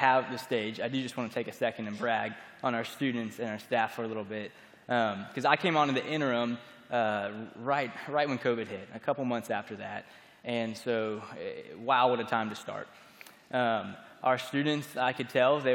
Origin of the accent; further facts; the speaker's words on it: Florida, United States; moved away as an adult; now in Birmingham, United States; I grew up in Florida, and I came to Birmingham, Alabama to attend Stanford University